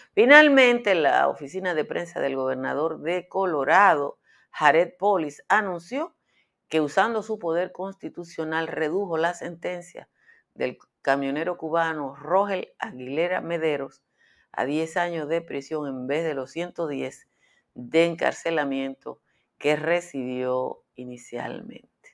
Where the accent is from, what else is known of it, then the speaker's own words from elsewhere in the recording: Dominican Republic; Como los dominicanos siempre andamos en arrimia histórica